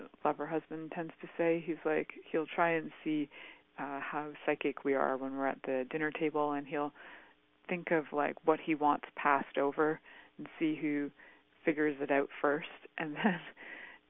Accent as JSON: {"language": "English", "country": "Canada", "tie": "born or raised there", "said": "growing up in Canada"}